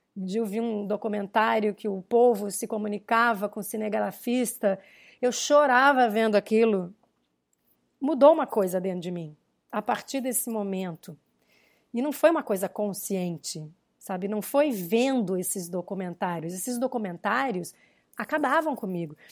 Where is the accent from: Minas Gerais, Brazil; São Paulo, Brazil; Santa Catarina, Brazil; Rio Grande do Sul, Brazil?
Rio Grande do Sul, Brazil; eu nasci no Rio Grande do Sul, nasci, meu avô era fazendeiro, né? A minha vida inteira eu fui para fazendas